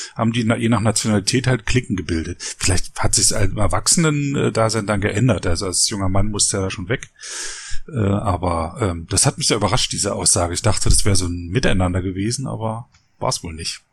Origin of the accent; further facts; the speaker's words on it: Frankfurt, Brandenburg, Germany; now in Berlin, Germany; ich bin nicht aus Berlin, ich bin in Frankfurt Oder aufgewachsen